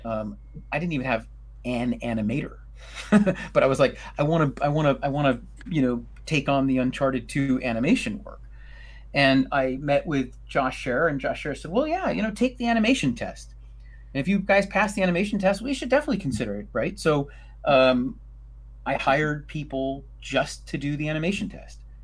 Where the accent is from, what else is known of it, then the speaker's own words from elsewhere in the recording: New York City, New York, United States; I'm a New Yorker